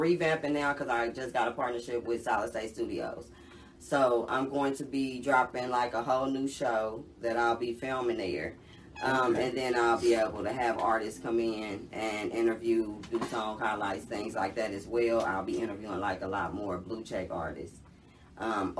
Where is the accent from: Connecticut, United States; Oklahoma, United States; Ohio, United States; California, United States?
California, United States; Oakland; moved away as an adult; now in Atlanta, United States; But I'm from Cali, born and raised in Oakland. Shout out to the Bay Area, West Oakland.